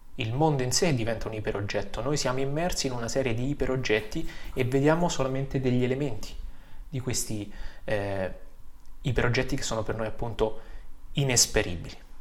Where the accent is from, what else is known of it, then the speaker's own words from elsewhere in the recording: Vicovaro, Lazio, Italy; also born or lived in Lombardy; now in Fossalta di Piave, Italy; Vengo dalle colline del Lazio, da Vicovaro, vicino Roma